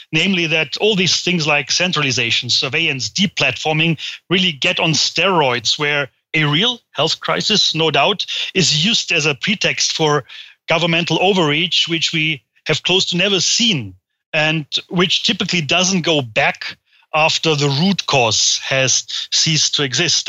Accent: Germany; I hail from Germany

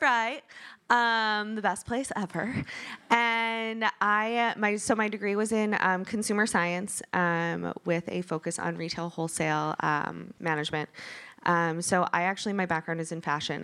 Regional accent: Michigan, United States; moved away; I'm from Michigan.

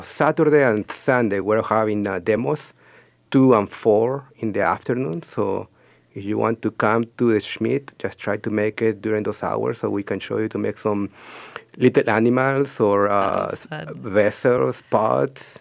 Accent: Peru; moved away as an adult; also born or lived in North Dakota, United States; I am from Peru and I moved to North Dakota in 2002 to go to college, and I stayed there until last year

